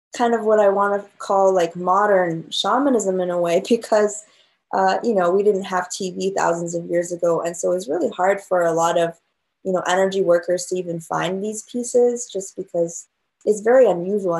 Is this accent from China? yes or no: yes; China; moved away; I grew up in China